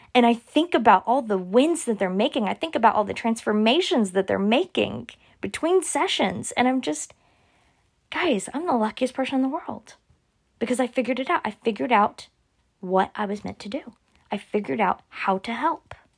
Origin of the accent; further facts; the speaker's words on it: Oklahoma, United States; I'm from Oklahoma